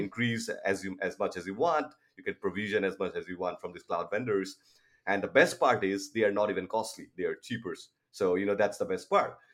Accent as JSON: {"language": "English", "town": "Toronto", "region": "Ontario", "country": "Canada", "said": "I'm from Toronto, Canada"}